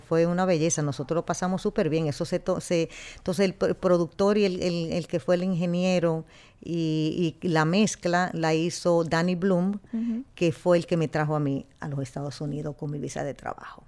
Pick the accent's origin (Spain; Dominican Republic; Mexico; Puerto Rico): Dominican Republic; now in New York, United States; nosotros poder ser dominicanos 100%